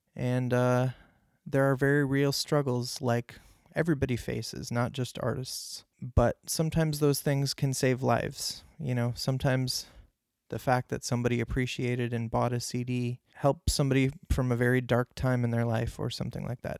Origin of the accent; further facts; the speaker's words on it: Clarence, New York, United States; I grew up near Buffalo, New York, uh, in Clarence, New York, Clarence Center to be specific